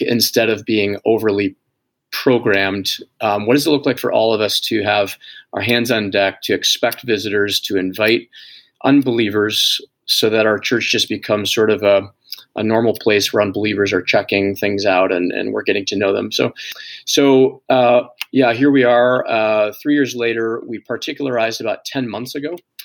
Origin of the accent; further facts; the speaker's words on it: Zeeland, Michigan, United States; I'm from Zealand, born and raised here.